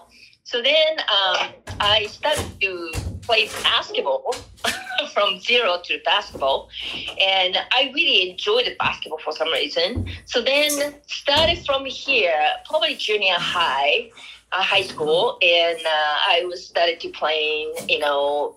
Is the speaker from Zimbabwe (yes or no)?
no; Japan; English is a second language; moved away as an adult; now in Colorado, United States; I grew up in Japan. I was born and raised there